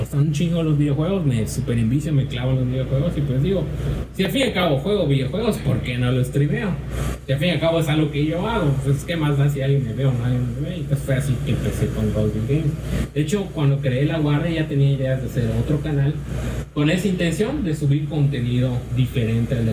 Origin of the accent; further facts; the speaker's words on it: Chile; mi tío yo crecí en Chile